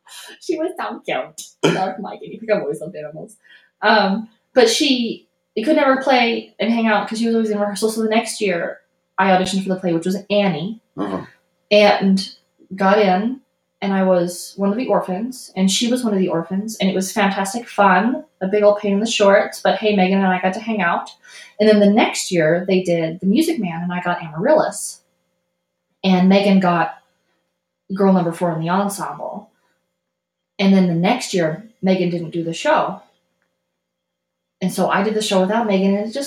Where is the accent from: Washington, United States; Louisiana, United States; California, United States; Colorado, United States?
Colorado, United States; also born or lived in Houston; I was born in Colorado